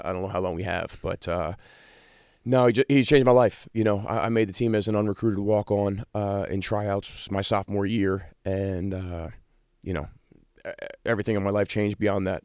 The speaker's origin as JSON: {"language": "English", "region": "New York", "country": "United States", "tie": "born or raised there", "moved": "as an adult", "lives_now": "South Bend, United States", "said": "me growing up in New York"}